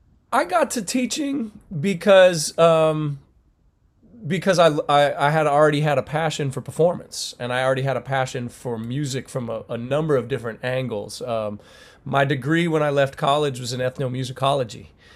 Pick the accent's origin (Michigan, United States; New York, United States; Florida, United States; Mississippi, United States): New York, United States; Rochester; those are the schools that look like where I grew up in Rochester, New York, in the city.